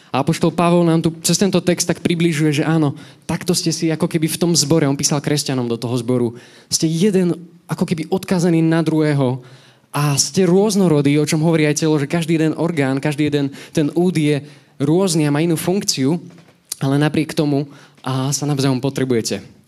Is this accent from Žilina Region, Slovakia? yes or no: no; Nové Zámky, Nitra Region, Slovakia; moved away as an adult; now in Nitra, Slovakia; ja som originál z Nových zámkov